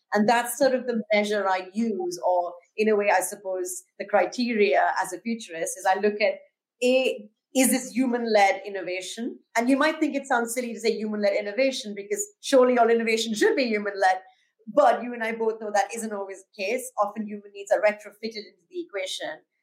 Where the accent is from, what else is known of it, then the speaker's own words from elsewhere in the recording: India; now in London, United Kingdom; my home country of India, where I'm originally from already